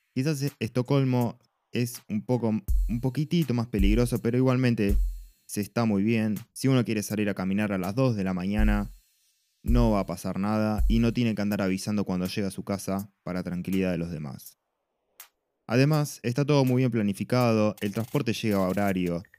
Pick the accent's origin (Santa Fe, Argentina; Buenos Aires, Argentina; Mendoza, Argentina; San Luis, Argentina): Buenos Aires, Argentina; moved away as an adult; vengo de Buenos Aires